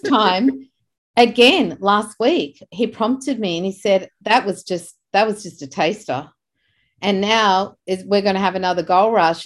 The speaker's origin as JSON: {"language": "English", "town": "Beverly Hills", "region": "New South Wales", "country": "Australia", "tie": "born or raised there", "said": "I grew up in Beverly Hills in Australia"}